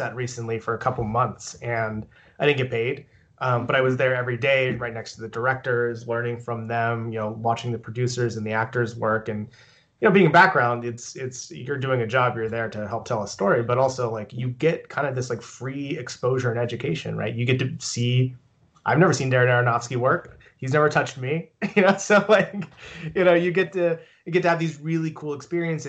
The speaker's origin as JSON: {"language": "English", "town": "Pittsburgh", "region": "Pennsylvania", "country": "United States", "said": "I'm from Pittsburgh"}